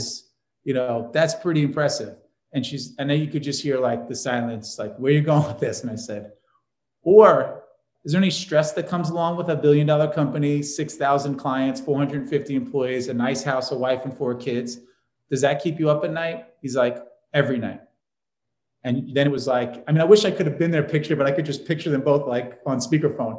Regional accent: New York, United States; I'm from New York

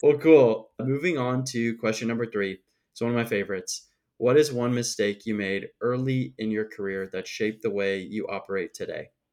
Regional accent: Midwest, United States; I'm obviously from the Midwest, too

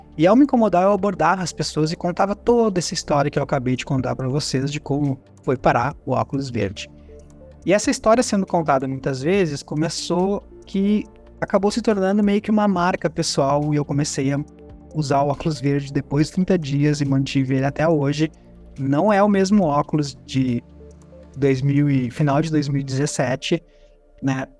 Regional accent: Gaúcho, Rio Grande do Sul, Brazil; como bom gaúcho, a gente fazia churrasco

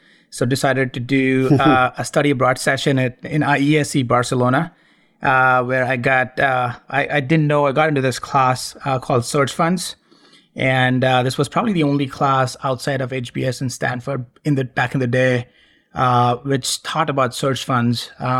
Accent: India; it won't come as a surprise that I was born and brought up in India. My dad was an army officer back in the day, and we traveled a lot. I changed schools 12 times growing up

